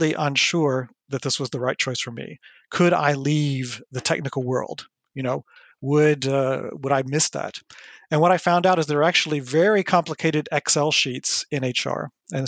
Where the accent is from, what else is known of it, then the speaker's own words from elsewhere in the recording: United States; moved away as an adult; now in France; I grew up in the United States. I'm American originally